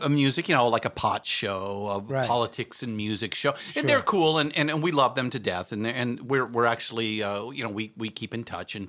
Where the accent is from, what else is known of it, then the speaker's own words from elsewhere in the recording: California, United States; When I moved up there from Orange County when I was in high school.